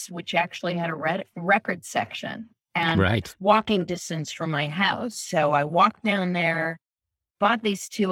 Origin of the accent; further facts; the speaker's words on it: Cleveland, Ohio, United States; I grew up in a suburb of Cleveland